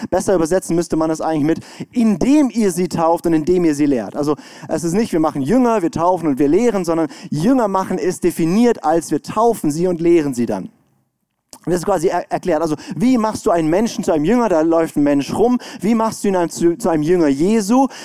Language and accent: German; Baden-Württemberg, Germany; ich komme aus dem Schwarzwald, da ist gute Luft.